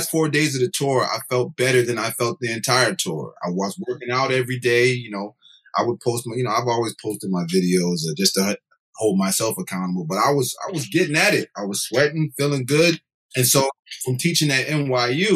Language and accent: English; Connecticut, United States; I'm from Connecticut.